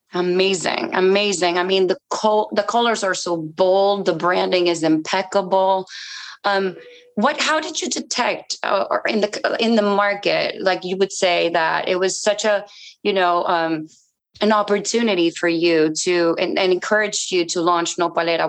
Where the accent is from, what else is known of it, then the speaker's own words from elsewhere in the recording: Mexico; now in Yucatan, Mexico; I'm Mexican myself, and I live in Yucatan.